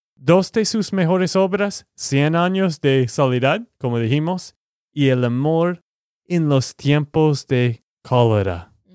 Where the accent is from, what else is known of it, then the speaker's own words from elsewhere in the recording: Texas, United States; de Texas, Estados Unidos